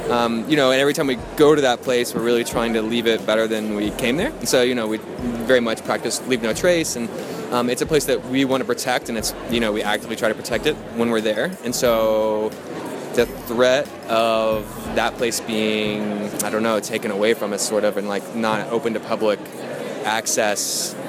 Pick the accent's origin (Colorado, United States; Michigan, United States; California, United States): Colorado, United States; Durango; I'm from Durango, Colorado